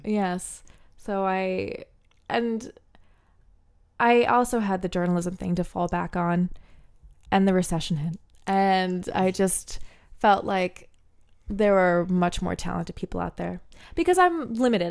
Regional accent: New Jersey, United States; first language English; also born or lived in Bermuda; I grew up kind of in a weird way where, uh, for all intents and purposes, I am from New Jersey.

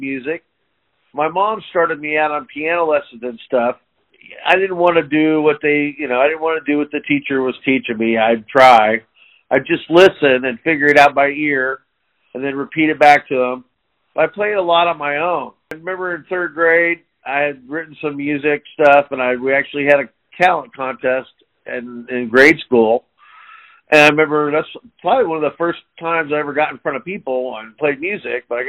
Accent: Liberty, Missouri, United States; I'm from Liberty and grew up in Liberty. Still here, actually.

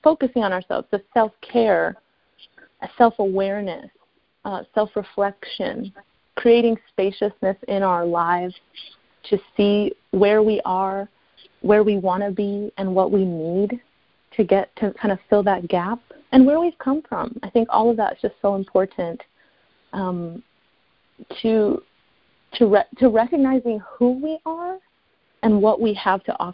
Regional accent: Chicago, Illinois, United States; now in Los Angeles, United States; I live in LA, so I'm from Chicago

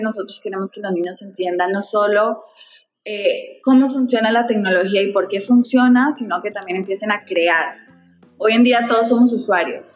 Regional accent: Costa Rica; moved away as an adult; also born or lived in Medellín, Colombia / New York, United States; now in Peru; yo originalmente soy de Medellín eh, y de hecho crecí en Costa Rica, viví muchos años allá

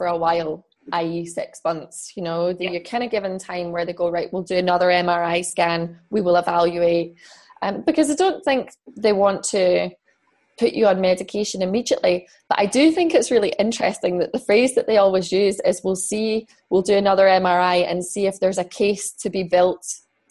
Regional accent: Scotland, United Kingdom; also born or lived in London / Fife; now in Edinburgh, United Kingdom; I moved away from London. I moved back to Scotland.

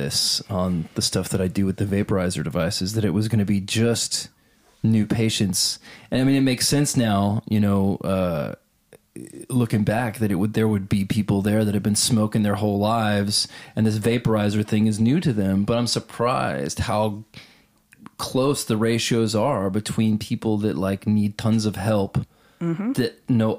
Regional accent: Texas, United States; I'm from Texas

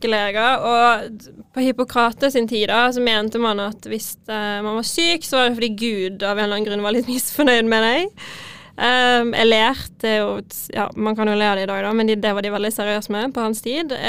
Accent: Bergen, Vestland, Norway; accent: Bergen city dialect; Nei, jeg er litt utenfor, men jeg har ganske bybergensdialekt, altså.

